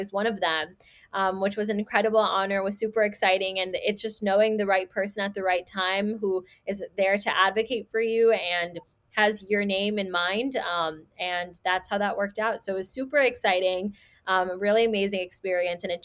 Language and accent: English; Chicago, Illinois, United States; also born or lived in Skokie, Illinois; I'm based out of Chicago. I was born and raised in Rogers Park and then moved to Skokie when I was nine years old.